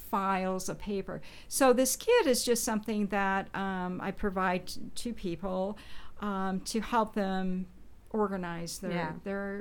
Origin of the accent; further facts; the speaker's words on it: Nebraska, United States; now in Indiana, United States; And so I'm not from Indiana, so I moved from Nebraska